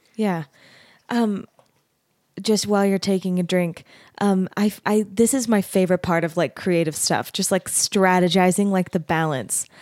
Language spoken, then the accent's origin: English; Arizona, United States; I grew up in Arizona